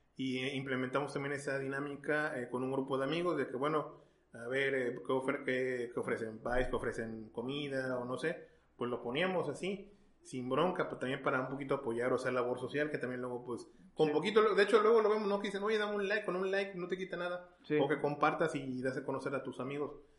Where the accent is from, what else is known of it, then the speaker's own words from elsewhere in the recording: Mexico; also born or lived in Texas, United States; yo nací en Texas, eh, por cuestiones familiares y demás, pero ya totalmente mexicano